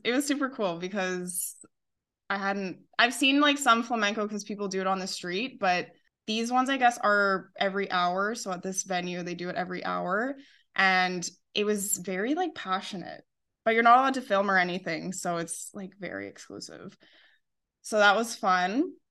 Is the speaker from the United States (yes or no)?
no; Calgary, Alberta, Canada; moved away as an adult; now in Seville, Spain; I'm from Calgary, Canada